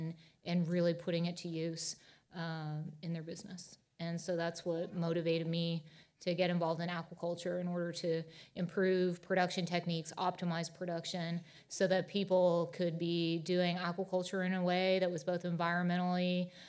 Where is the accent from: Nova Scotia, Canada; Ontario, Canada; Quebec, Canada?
Nova Scotia, Canada; So I'm born and raised in Nova Scotia, Canada, so just up the road from you.